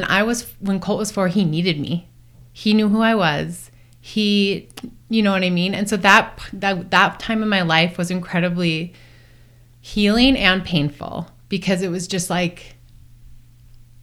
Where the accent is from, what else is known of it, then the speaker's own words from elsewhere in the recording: Duluth, Minnesota, United States; moved away; I'm just from Duluth, Minnesota